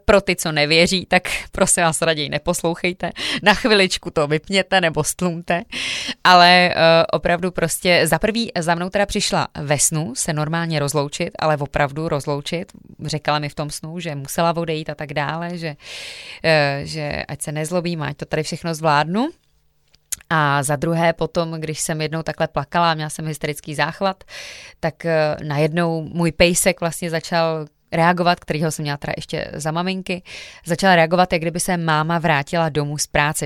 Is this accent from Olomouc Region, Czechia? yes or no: no; Jihlava, Vysočina Region, Czechia; pocházím z Jihlavy.